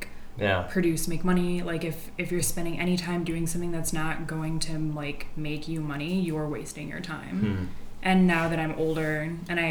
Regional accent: Detroit, Michigan, United States; now in Los Angeles, United States; I'm from Detroit, blue collar.

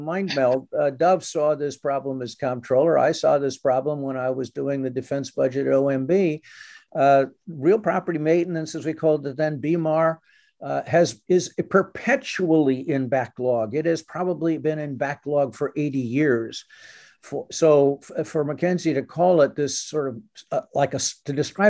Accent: California, United States; moved away; also born or lived in New York City; I grew up in California and spent multiple times at Tahoe.

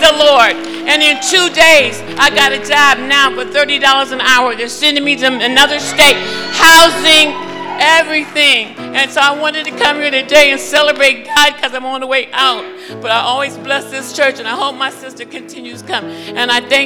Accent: Massachusetts, United States; moved away; I come from Massachusetts, and I've been almost homeless

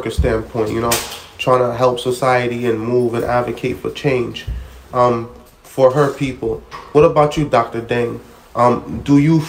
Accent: Haiti; And I'm Haitian. I'm from Haiti.

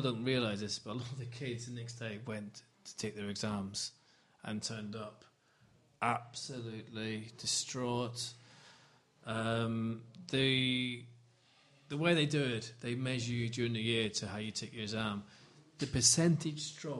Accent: Northern Ireland, United Kingdom; now in London, United Kingdom; I grew up in the Troubles

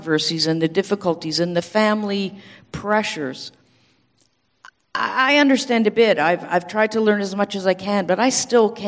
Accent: Canada; moved away as an adult; I'm from Canada.

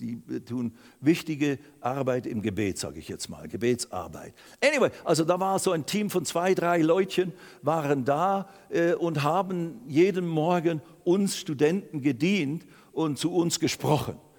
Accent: Basel, Basel-Stadt, Switzerland; also born or lived in Lausanne / Riehen; heim nach Basel, da ist ja meine Heimat

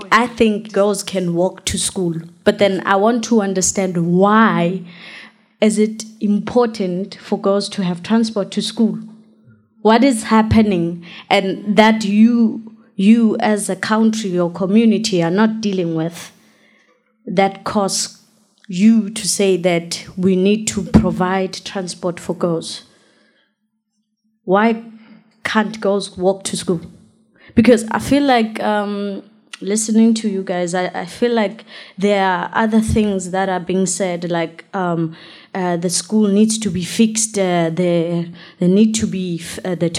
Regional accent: South Africa; I'm from South Africa

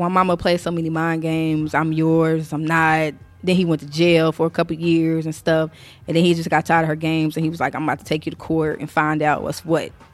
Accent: Indianapolis, Indiana, United States; I'm born and raised in Naptown

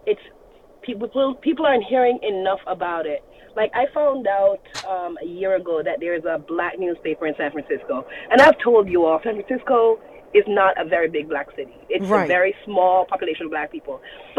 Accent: Jamaica; I'm Jamaican.

